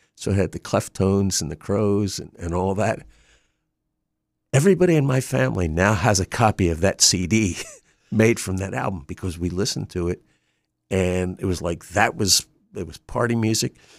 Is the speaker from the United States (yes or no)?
yes; Wilmington, Delaware, United States; also born or lived in Drexel Hill, Pennsylvania / Pottstown, Pennsylvania; I grew up in Wilmington